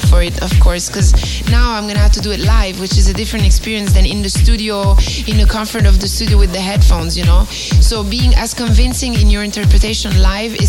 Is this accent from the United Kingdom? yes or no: no; Catania, Sicily, Italy; moved away; I was born in Catania, which is the city just at the bottom of the Etna volcano